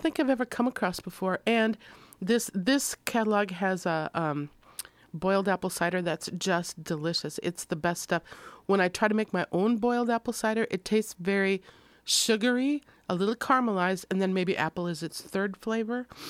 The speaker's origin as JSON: {"language": "English", "region": "Minnesota", "country": "United States", "moved": "yes", "said": "I'm from Minnesota"}